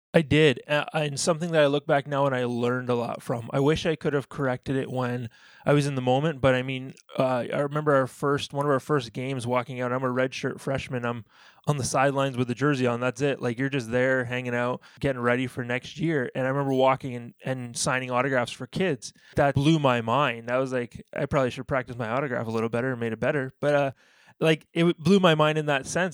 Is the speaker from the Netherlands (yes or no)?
no; Ontario, Canada; moved away as an adult; also born or lived in Alabama, United States; being a Canadian kid growing up